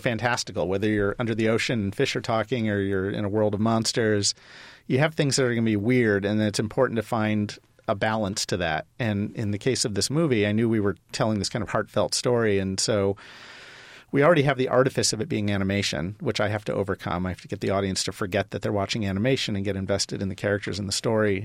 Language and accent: English; Ohio, United States; moved away as an adult; also born or lived in Los Angeles; I grew up in Ohio, but I went to U S C undergrad, so I lived in L A for nine years